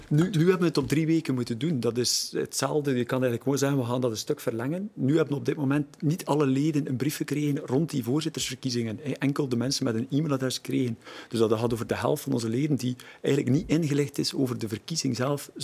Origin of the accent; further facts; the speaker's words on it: Deerlijk, Flanders, Belgium; Ik ben van Deerlijk, eh, ik ben er ook eerste schepen